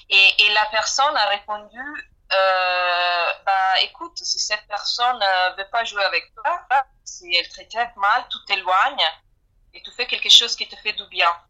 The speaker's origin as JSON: {"language": "French", "country": "Italy", "moved": "yes", "said": "je parle en tant qu'italienne."}